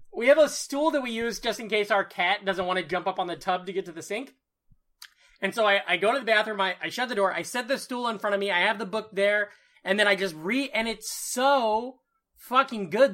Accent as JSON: {"language": "English", "region": "Iowa", "country": "United States", "tie": "born or raised there", "moved": "yes", "said": "my hometown newspaper"}